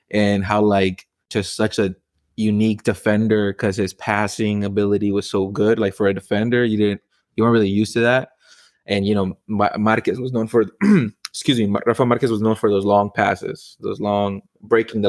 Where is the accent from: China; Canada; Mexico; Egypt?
Mexico; moved away; I'm from Mexico. I was born there.